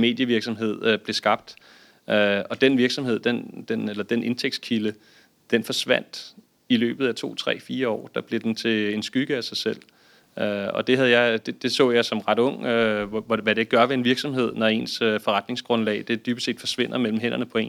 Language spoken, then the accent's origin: Danish; Denmark; som danskere